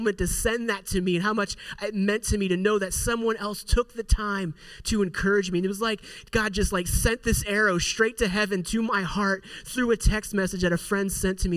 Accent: Pittsburgh, Pennsylvania, United States; moved away as an adult; also born or lived in Indiana; I'm from Pittsburgh

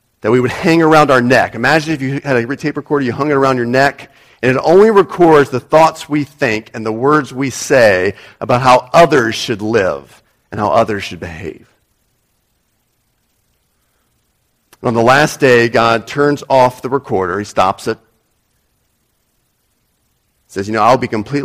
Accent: United States; moved away; people from my own nationality

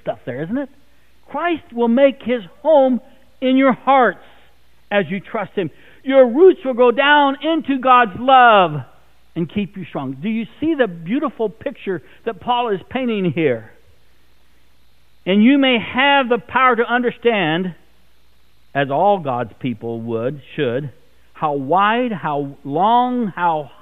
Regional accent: South Dakota, United States; moved away; I grew up out in South Dakota

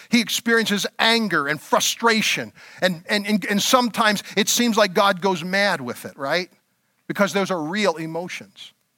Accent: Elverson, Pennsylvania, United States; I moved out of my hometown of Elverson, Pennsylvania

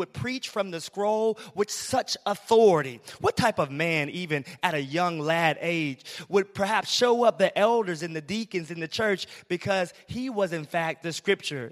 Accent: Alabama, United States; I'm from Alabama, so I'm used to country roads

